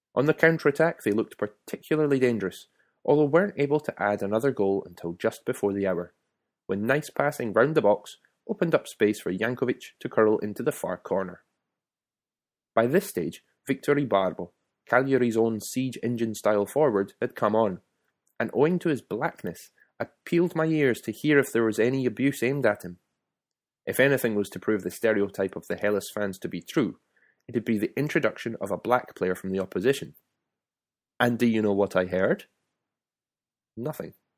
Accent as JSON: {"language": "English", "region": "Scotland", "country": "United Kingdom", "moved": "as an adult", "lives_now": "Italy", "said": "I was from Scotland"}